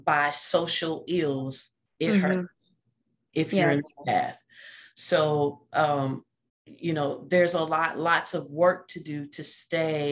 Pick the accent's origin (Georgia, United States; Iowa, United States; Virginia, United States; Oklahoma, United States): Oklahoma, United States; Oklahoma City; I am from Oklahoma City, the oldest of four girls